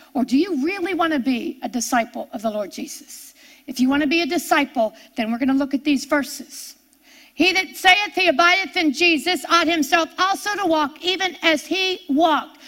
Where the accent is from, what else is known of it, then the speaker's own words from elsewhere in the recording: near Pittsburgh, Pennsylvania, United States; I grew up near Pittsburgh, Pennsylvania, and everybody knew the steel mills